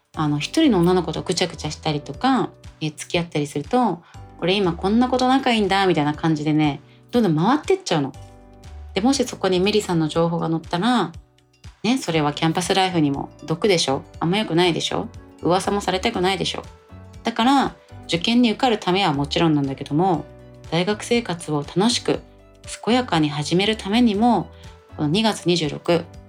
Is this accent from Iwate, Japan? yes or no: no; Tokyo, Japan; 都内の高校出身